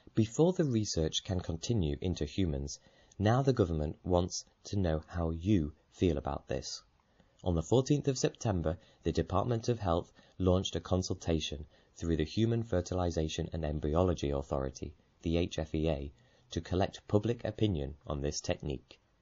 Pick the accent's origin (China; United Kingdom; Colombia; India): United Kingdom; We're British